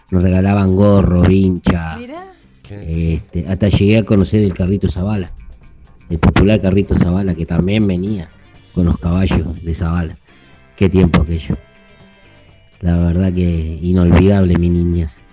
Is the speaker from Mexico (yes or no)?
no; Durazno, Uruguay; de Durazno y no sabía lo que era tener 8, 9, 10 años, ahora tengo 60